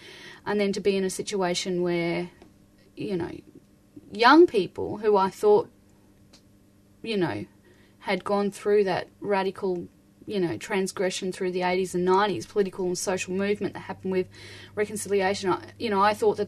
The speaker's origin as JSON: {"language": "English", "town": "Brisbane", "region": "Queensland", "country": "Australia", "tie": "born there", "said": "Okay, so I was born in Brisbane and raised by my father, who's Aboriginal, and we pretty much travelled a lot up until I was about five."}